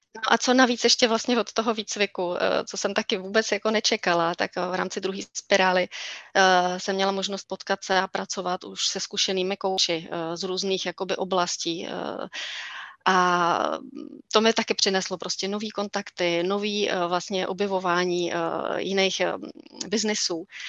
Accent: East Bohemia, Czechia; Lipchavy jsou ve východních Čechách, odkud pocházím.

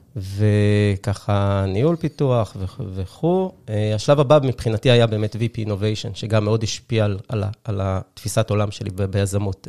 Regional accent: Haifa, Haifa District, Israel; הייתי שכן שלך, אני חושב, אני חיפאי במקור

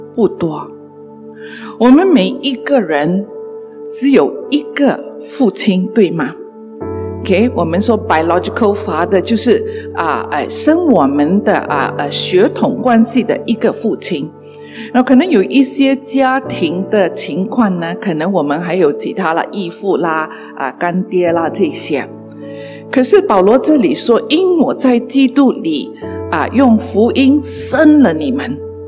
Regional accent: Malaysia; 在我们马来西亚的，啊，幼稚园的教育

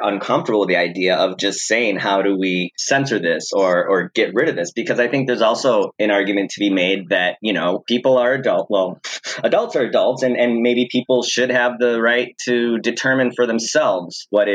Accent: United States; as an American

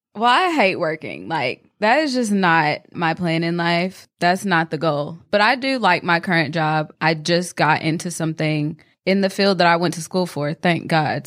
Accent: North Carolina, United States; twenty-four years old, also from Asheville

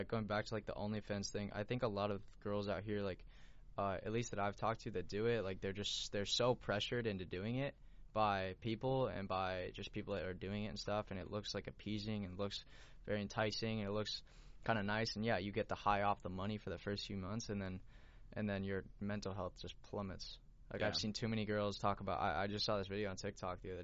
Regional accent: Las Vegas, Nevada, United States; I grew up in Vegas

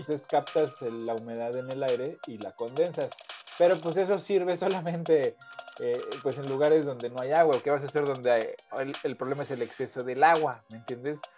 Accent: Mexico City, Mexico; viví, crecí en la Ciudad de México

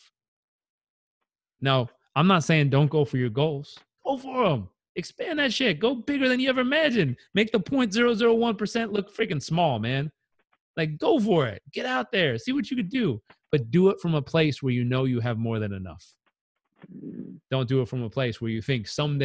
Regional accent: Southern California, United States; I grew up in Southern California.

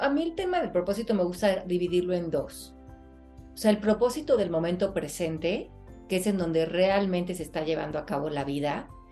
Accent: Mexico; moved away; cuando voy a México a trabajar, que pues es mi país natal

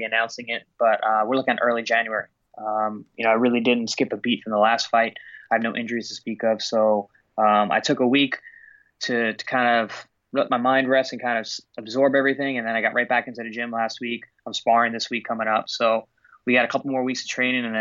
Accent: New York, United States; I chose to go back to the Paramount Theater in New York in my hometown

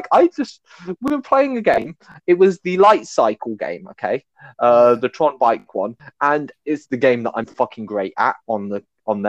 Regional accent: United Kingdom; I'm British

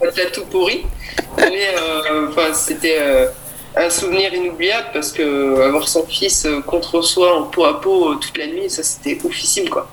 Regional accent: Tain-l'Hermitage, Auvergne-Rhône-Alpes, France; je viens de la région Rhône-Alpes, euh, Talermitage exactement.

